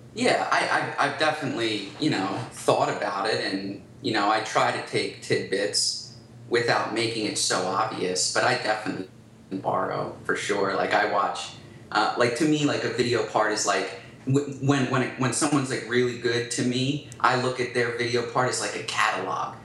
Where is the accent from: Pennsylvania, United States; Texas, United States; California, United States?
Pennsylvania, United States; Philadelphia; growing up in Philadelphia